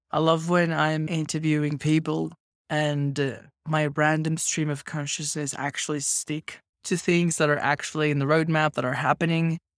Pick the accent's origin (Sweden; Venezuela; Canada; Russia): Venezuela; moved away as an adult; also born or lived in Australia; now in Mexico; I migrated to Australia when I was eighteen. I grew up in Venezuela.